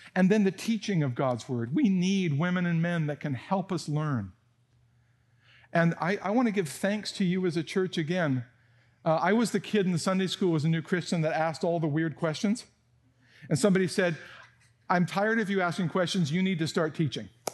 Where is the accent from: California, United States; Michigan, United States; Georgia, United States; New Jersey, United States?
California, United States; San Jose; moved away; I grew up in Almaden Valley when there were still apricots falling from the trees